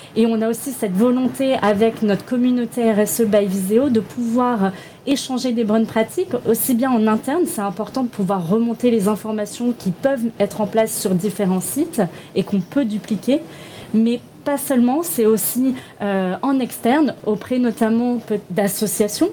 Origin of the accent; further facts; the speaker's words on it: Toulon, Provence-Alpes-Côte d'Azur, France; je viens de Toulon